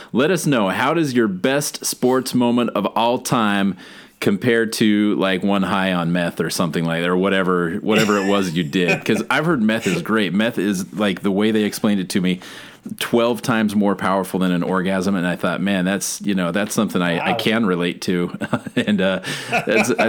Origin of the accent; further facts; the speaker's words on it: Brigham City, Utah, United States; moved away as an adult; now in Alaska, United States; I grew up in Utah, moved to Alaska in mid-30s.